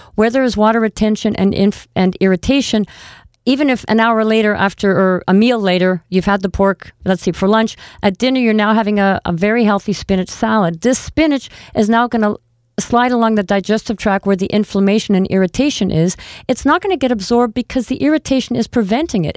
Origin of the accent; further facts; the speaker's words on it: Canada; we are Canadian